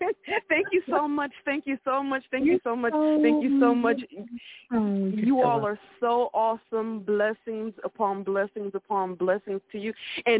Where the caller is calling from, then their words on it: Ohio, United States; I'm calling from Ohio.